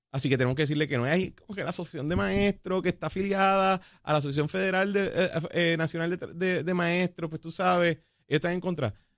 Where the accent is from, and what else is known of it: Puerto Rico